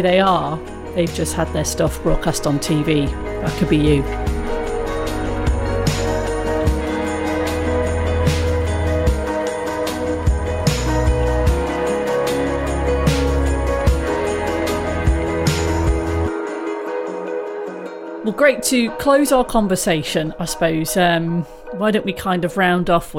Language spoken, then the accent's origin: English; Coventry, West Midlands, United Kingdom; I grew up in Coventry